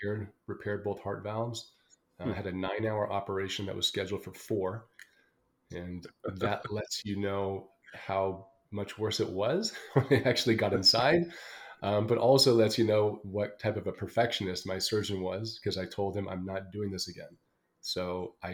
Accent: Los Angeles, California, United States; moved away as an adult; also born or lived in London; I was born and raised in Los Angeles, California

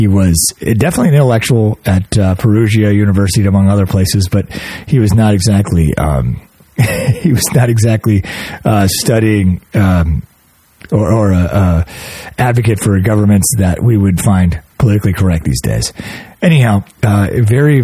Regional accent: United States; also born or lived in Cleveland; growing up in America

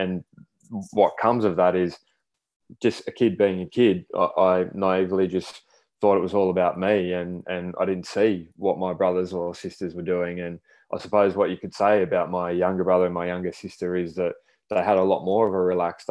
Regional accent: Sydney, New South Wales, Australia; now in Brisbane, Australia; We grew up in Sydney. So I'm living in Brisbane now, and we grew up in Sydney around the inner west and southwest Sydney during the early days

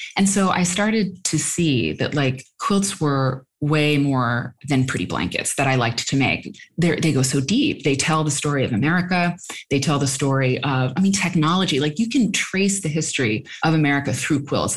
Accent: Iowa, United States; when we were growing up in Iowa

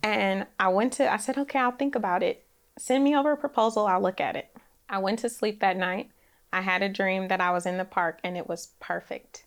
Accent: Oakland, California, United States; now in Nashville, United States; I grew up in Oakland, California

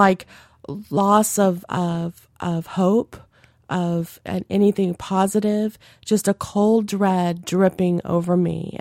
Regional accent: Louisiana, United States; growing up in Louisiana

